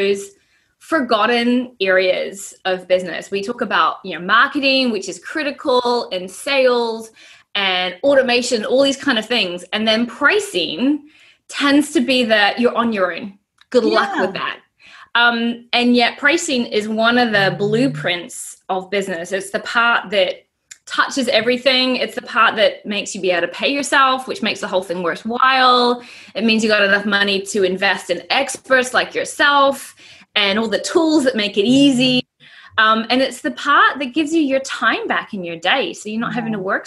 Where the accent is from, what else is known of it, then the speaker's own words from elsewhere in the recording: San Francisco, California, United States; also born or lived in London; now in New Zealand; I grew up with my family in America in San Francisco, Marin County